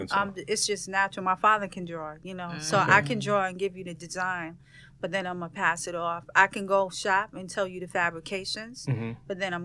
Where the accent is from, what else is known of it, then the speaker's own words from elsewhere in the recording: New York City, New York, United States; I'm from Brooklyn.